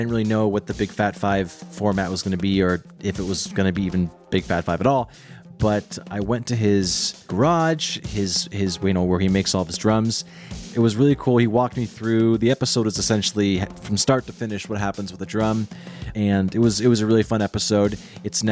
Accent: Seattle, Washington, United States; I'm from Seattle

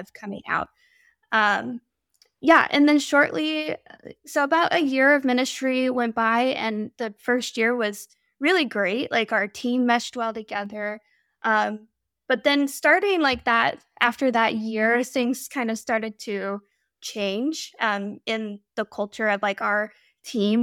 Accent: Midwest, United States; moved away as an adult; also born or lived in Pacific Northwest; We're from the Midwest

